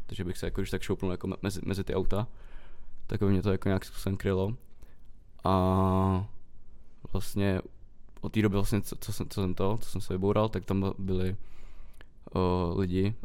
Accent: Karlovy Vary, Karlovy Vary Region, Czechia; u nás ve Varech

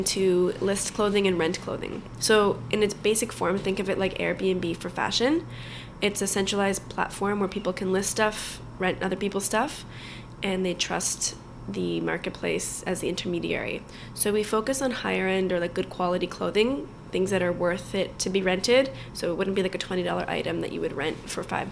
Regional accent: Vaughan, Ontario, Canada; I grew up in Vaughan, so a suburb of Toronto

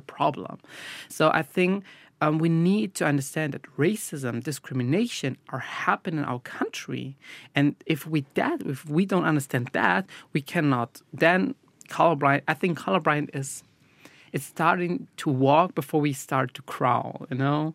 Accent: Brazil; now in Germany; I'm from Brazil. My, my parents are from Brazil

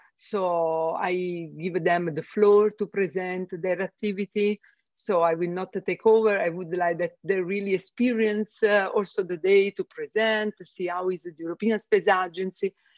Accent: Italy; first language Italian; English is a second language; moved away as an adult; now in Germany; two from Italy and one from UK

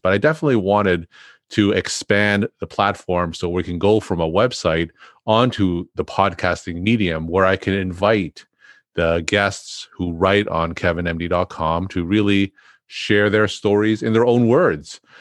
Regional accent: New England, United States; I'm from New England

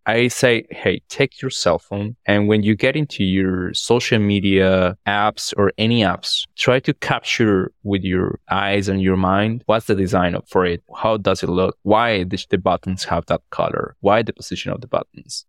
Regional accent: Orito, Putumayo, Colombia; English is a second language; I'm from Colombia.

